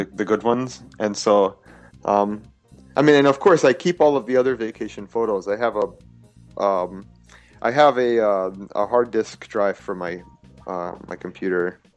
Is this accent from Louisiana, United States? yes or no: yes; Louisiana, United States; moved away as an adult; now in Tokyo, Japan; we were really poor in Louisiana. It's the state I grew up in.